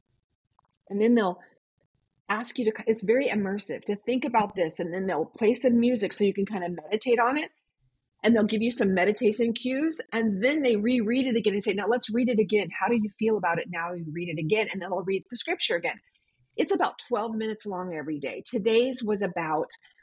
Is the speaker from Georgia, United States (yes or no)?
no; San Diego, California, United States; moved away; I grew up in San Diego